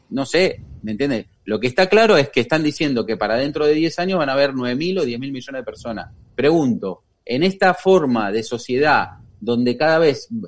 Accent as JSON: {"language": "Spanish", "country": "Argentina", "said": "porque ya vengo muy quemada de Argentina y no quiero saber nada de los políticos"}